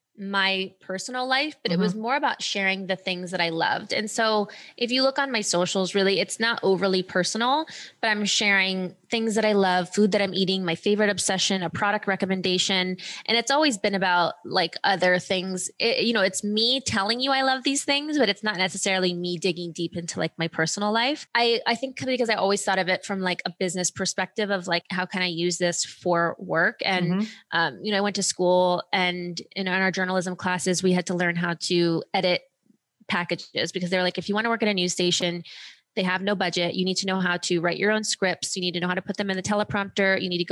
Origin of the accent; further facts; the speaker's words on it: Ohio, United States; also born or lived in Germany / California; I was born in Germany. Then we moved to California. Then we moved to Ohio and my parents got divorced. And so I was living in Ohio with my dad